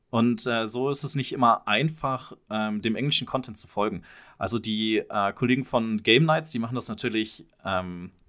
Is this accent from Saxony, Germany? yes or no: no; Mönchengladbach, North Rhine-Westphalia, Germany; Ja, achso, und wir kommen aus München-Gladbach